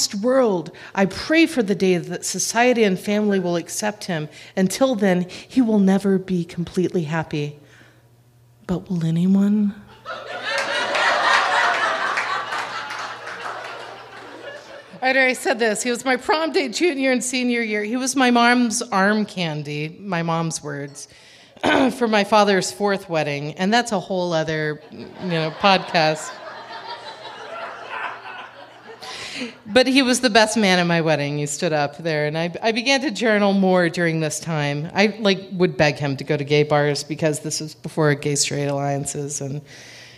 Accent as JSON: {"language": "English", "region": "Texas", "country": "United States", "also_born_or_lived": "Chicago", "moved": "as an adult", "said": "I'm a Texan."}